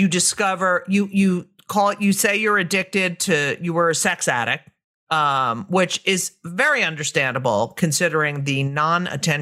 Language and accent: English; New Jersey, United States; I grew up in New Jersey as well.